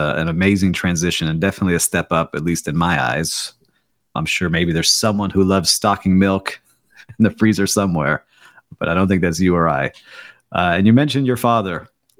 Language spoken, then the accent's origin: English; Miami, Florida, United States; You know, they know I'm from Miami, but you didn't grow up in a Latin American country.